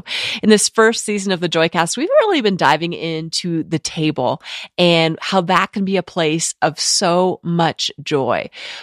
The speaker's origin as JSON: {"language": "English", "town": "Steamboat Springs", "region": "Colorado", "country": "United States", "tie": "born or raised there", "also_born_or_lived": "Melbourne, Florida / Maggie Valley, North Carolina", "said": "I was born in Melbourne, Florida, then moved to Maggie Valley, North Carolina, before settling in Steamboat Springs, Colorado."}